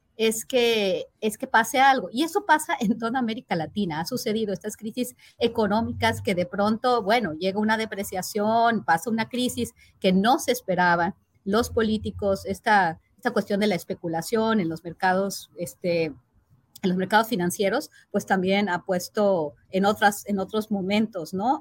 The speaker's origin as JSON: {"language": "Spanish", "country": "Mexico"}